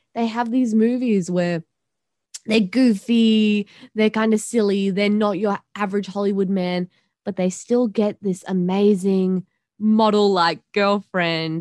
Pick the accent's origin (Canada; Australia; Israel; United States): Australia; growing up in Australia